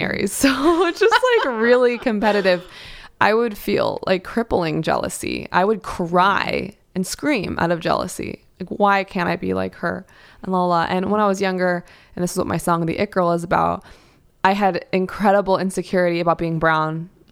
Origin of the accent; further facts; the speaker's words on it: New York City, New York, United States; I grew up in New York City